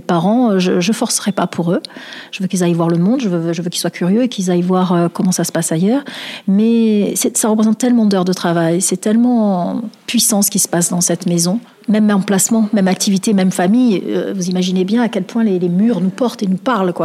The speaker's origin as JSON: {"language": "French", "town": "Marseille", "region": "Provence-Alpes-Côte d'Azur", "country": "France", "tie": "born or raised there", "said": "j'ai vécu à Noailles, j'ai grandi à Noailles. Je, je suis une enfant de Noailles, vraiment"}